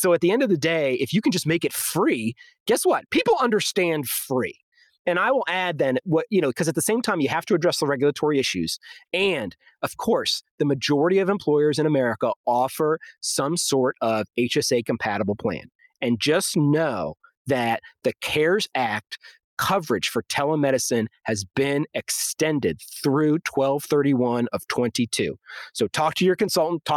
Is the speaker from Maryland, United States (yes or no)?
yes; Maryland, United States; moved away as an adult; also born or lived in Illinois / Baltimore / Dallas-Fort Worth; I grew up in Maryland